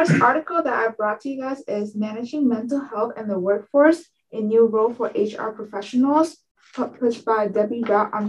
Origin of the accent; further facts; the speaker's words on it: Ho Chi Minh City, Vietnam; now in Pennsylvania, United States; I'm from Ho Chi Minh City, Vietnam.